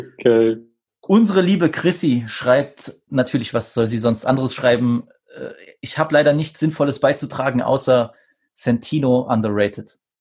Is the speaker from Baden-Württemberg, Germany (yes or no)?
no; Saxony, Germany; ich als, äh, äh als Sachse